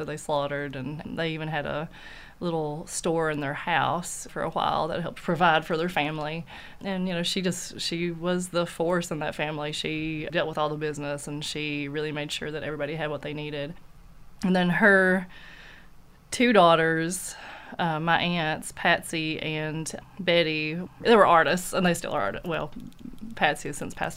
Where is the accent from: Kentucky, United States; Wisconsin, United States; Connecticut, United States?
Kentucky, United States; Knott County; I'm from Knott County, and that's where she still lives